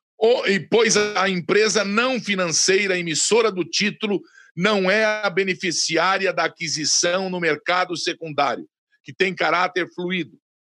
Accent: Brazil; Sou brasileiro

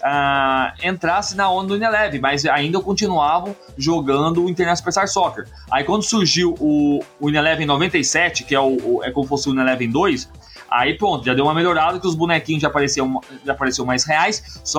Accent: Mogi Mirim, São Paulo, Brazil; Mogi Mirim, São Paulo.

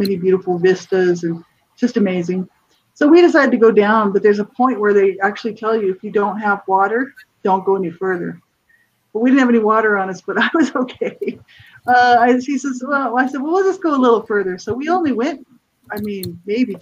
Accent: New Mexico, United States; moved away; I'm from the States, from New Mexico originally

